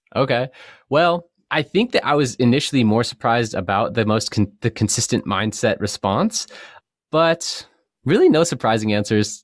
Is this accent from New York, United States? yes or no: no; San Diego, California, United States; I grew up in North County, San Diego between Vista and Cardiff.